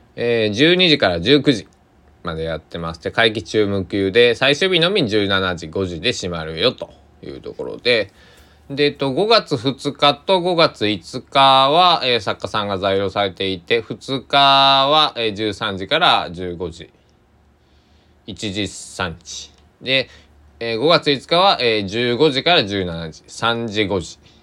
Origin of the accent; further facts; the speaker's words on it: Kochi, Japan; moved away; 地元高知